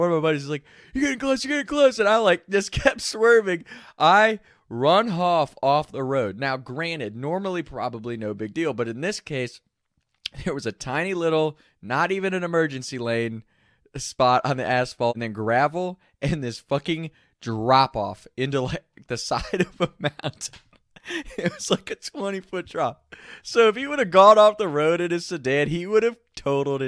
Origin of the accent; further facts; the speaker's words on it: Northern Kentucky, United States; We grew up around Northern Kentucky area